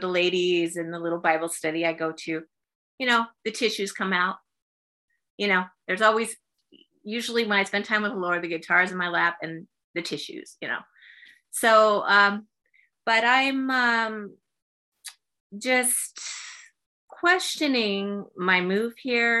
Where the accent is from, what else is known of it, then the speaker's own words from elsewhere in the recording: San Diego, California, United States; moved away as an adult; now in South Carolina, United States; Born and raised.